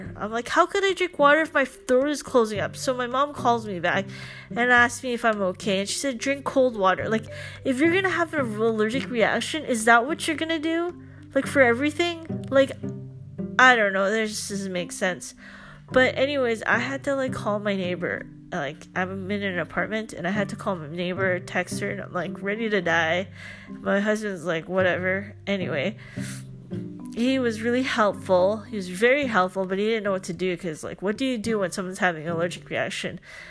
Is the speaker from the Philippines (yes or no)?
yes; Philippines; nothing against Filipino culture, because I'm Filipino.